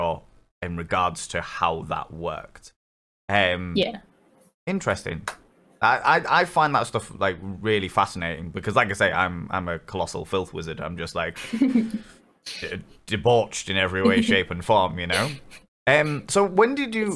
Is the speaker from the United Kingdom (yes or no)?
yes; England, United Kingdom; I'm English Catholic school